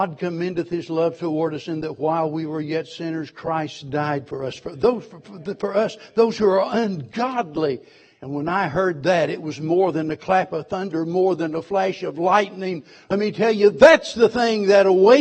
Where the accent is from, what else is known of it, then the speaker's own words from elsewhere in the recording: Springfield, Missouri, United States; I was born in Springfield, Missouri, and raised there